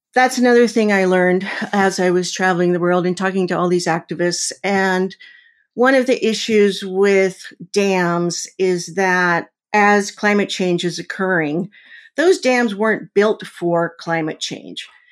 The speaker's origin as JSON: {"language": "English", "area": "Mojave Desert", "region": "California", "country": "United States", "tie": "born or raised there", "moved": "yes", "lives_now": "Missouri, United States", "said": "I grew up in the Mojave Desert in California at a weapons development center."}